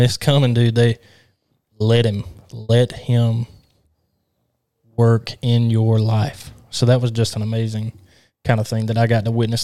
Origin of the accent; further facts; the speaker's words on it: Alabama, United States; I'm from Alabama